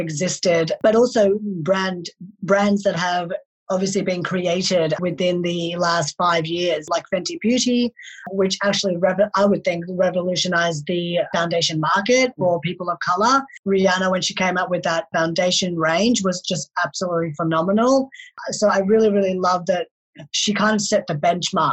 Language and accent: English; Melbourne, Victoria, Australia; also born or lived in Delhi, India; I was born in Delhi, India. So I was born there and then I was adopted to an Australian family at the age of 4. And ever since then, I've been living in Melbourne, Australia